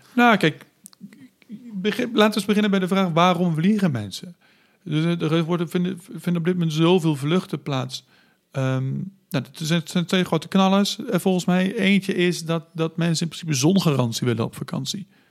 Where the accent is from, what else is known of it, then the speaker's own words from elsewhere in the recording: Netherlands; als samenleving, als Nederlanders